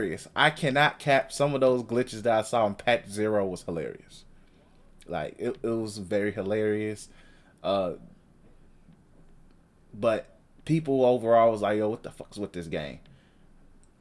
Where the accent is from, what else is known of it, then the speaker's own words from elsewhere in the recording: Chicago, Illinois, United States; we're from Chicago